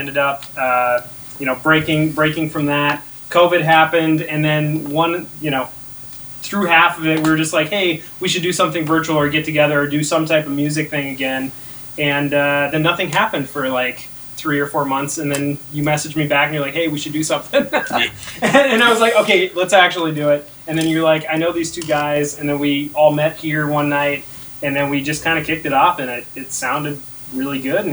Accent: United States; moved away; also born or lived in Holly, Minnesota / Washington, D.C.; I'm originally from the Fargo-Moorhead area. Grew up there. But went to school in Holly, Minnesota

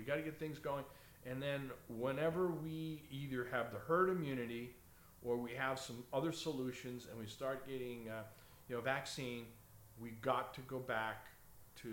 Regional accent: New York, United States; I grew up in New York

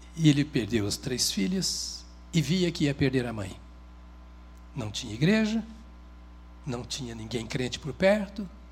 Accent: Paraná, Brazil; foram para o Paraná, onde eu nasci como colonizadores

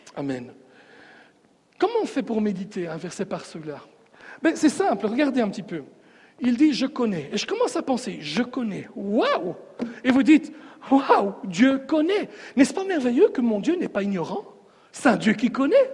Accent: Sicily, Italy; moved away; je viens de la Sicile

